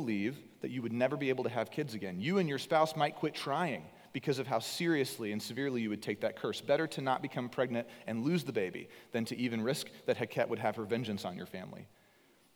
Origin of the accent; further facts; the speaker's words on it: East Texas, United States; I was born in East Texas, moved to Southeast Texas for my first full-time job with my wife